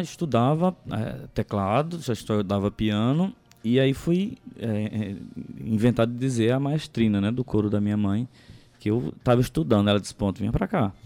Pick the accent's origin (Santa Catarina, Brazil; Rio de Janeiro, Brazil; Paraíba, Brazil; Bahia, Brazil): Paraíba, Brazil; Conceição; Eu sou natural de Conceição de Piancó